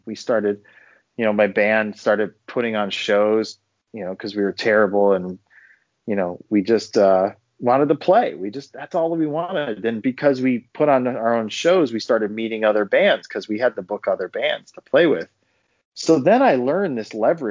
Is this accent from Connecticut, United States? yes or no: yes; Connecticut, United States; moved away as an adult; also born or lived in Boston / Los Angeles; I grew up in Connecticut in the States